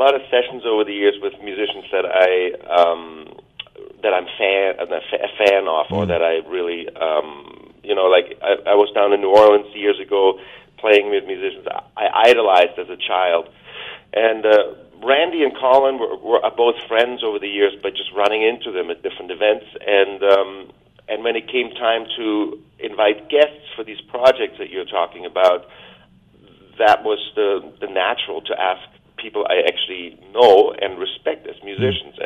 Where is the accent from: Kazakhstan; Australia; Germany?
Germany; also born or lived in Vancouver Island, Canada; now in Canada; where I grew up in Germany